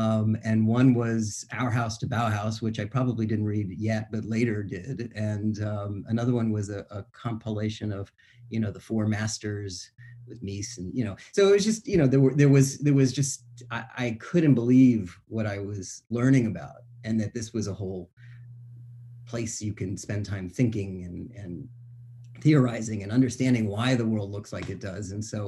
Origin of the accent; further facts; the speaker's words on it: Florida, United States; also born or lived in Boston, United States; My family's from New England. I was born in Boston. And when I was young, my dad was in the Army. We moved around a lot, and I moved, ended up at a pretty young age down in Florida.